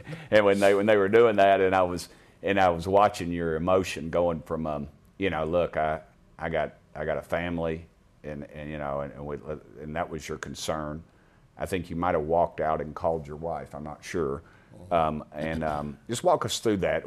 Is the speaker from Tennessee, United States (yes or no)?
yes; East Tennessee, United States; as we say in East Tennessee